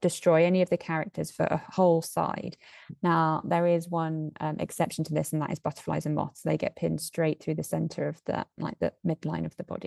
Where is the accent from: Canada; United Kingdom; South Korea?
United Kingdom; south of England; moved away as an adult; now in Edinburgh, United Kingdom; I was born and raised in the south of England